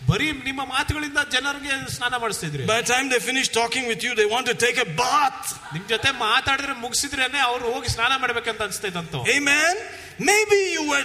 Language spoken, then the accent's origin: English; Tiruvalla, Kerala, India; I was walking in Tiruvalla in my hometown.